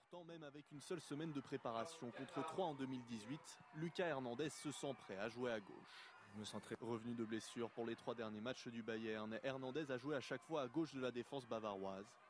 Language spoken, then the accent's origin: French; France; je suis quelqu'un de l'Est et du Nord